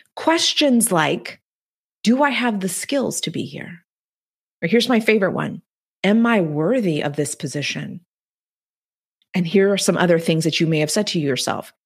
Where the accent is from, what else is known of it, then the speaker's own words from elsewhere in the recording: the Texas Mexican border, United States; English is a second language; the girl who was born and raised on the Texas Mexican border, who didn't speak a word of English until she was eight years old